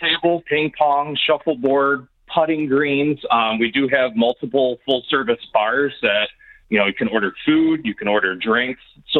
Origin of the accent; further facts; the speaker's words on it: Michigan, United States; also born or lived in California; I grew up in Michigan. I went to college out in California, but came back home